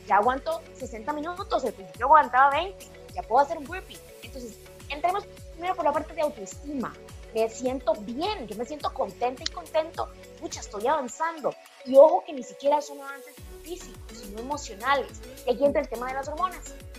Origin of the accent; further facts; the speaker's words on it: Pérez Zeledón, San José, Costa Rica; Yo soy de Pérez de Don, soy del campo